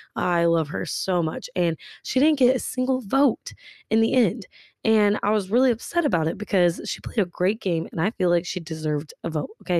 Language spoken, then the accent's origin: English; Tulsa, Oklahoma, United States; I'm from Tulsa, Oklahoma